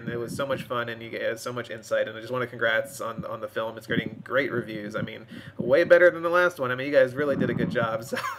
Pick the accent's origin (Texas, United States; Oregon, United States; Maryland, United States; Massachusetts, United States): Maryland, United States; I'm actually from the East Coast and in Maryland